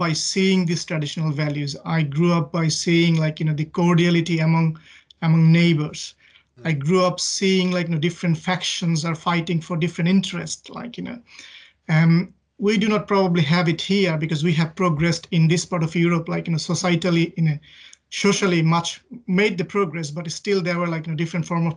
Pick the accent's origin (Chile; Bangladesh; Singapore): Bangladesh; Dhaka, Dhaka Division; moved away as an adult; now in United Kingdom; I grew up old part of Dhaka. So Dhaka is the capital of Bangladesh. So I grew up in Dhaka